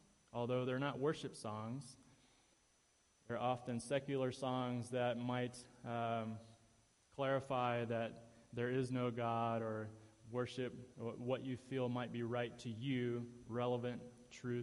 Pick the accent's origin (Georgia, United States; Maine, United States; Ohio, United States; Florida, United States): Ohio, United States; moved away; in my home state in Ohio, near Cleveland